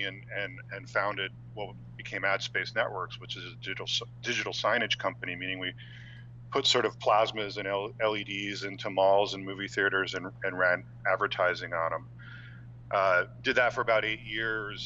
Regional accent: New Jersey, United States; moved away as an adult; I grew up on the East Coast in New Jersey

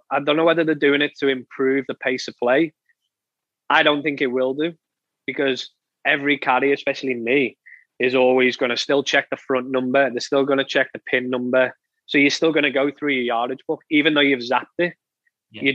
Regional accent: England, United Kingdom; for us as being English

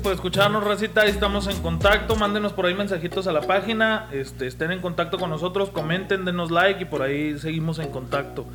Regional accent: Mexico; daría un gusto como mexicano

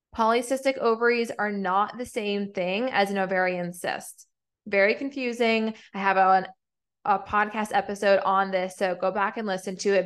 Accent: New England, United States; now in Atlanta, United States; I'm from New England

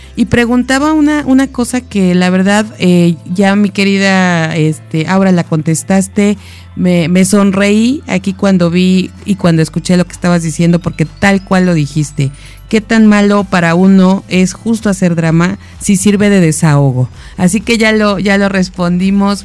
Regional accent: Mexico; como mexicanos

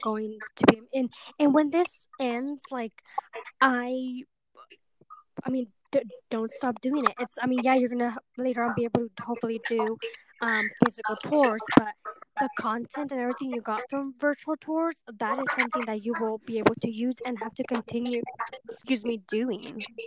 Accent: hometown down south of San Jose, California, United States; moved away as an adult; now in San Jose, United States; my hometown

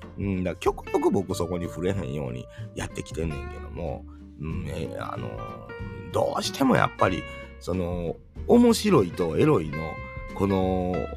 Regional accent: Kansai, Japan; 関西人やからかな

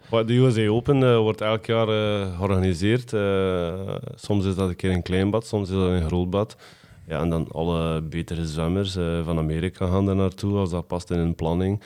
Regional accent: West Flanders, Belgium; wij als West-Vlaming

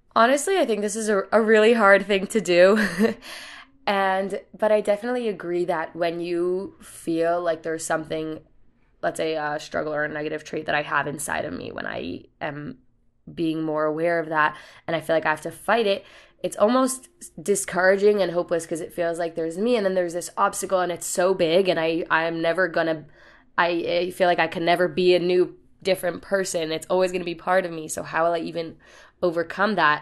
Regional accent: New York City, New York, United States; I'm from the Bronx

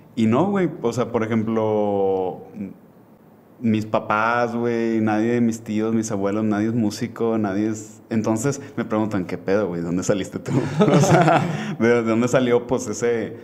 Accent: Monterrey, Nuevo León, Mexico; nací aquí en, en Monterrey

